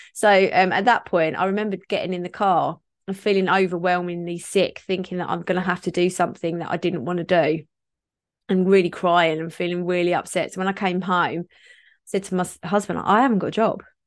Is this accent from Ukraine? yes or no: no; Kent, South East England, United Kingdom; I grew up in Kent